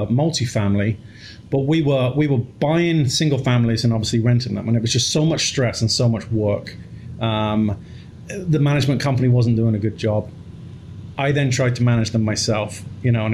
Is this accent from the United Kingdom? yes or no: yes; England, United Kingdom; moved away; I grew up in England, single mom, three boys